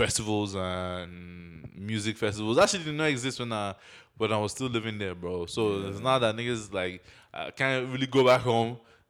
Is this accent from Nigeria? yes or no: yes; Nigeria; even though I grew up in Nigeria, I spent most of my life there, my accent, I have to switch it up